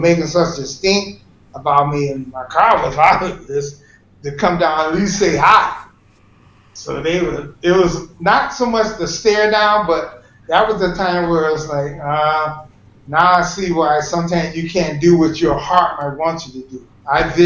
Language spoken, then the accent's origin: English; Detroit, Michigan, United States; I was from Detroit